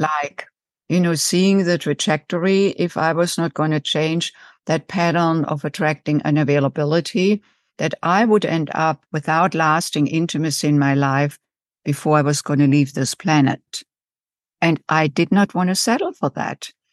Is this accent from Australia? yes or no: no; Germany; English is a second language; moved away as an adult; also born or lived in United States; now in Chicago, United States; as you can tell from my accent, I didn't grow up in the United States. I was born and raised in Germany and came in my late 20s